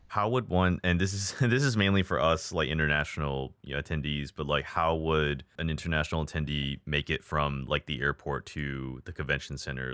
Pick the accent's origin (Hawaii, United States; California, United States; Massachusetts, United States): Hawaii, United States; moved away; also born or lived in Texas; I was born and raised in Hawaii.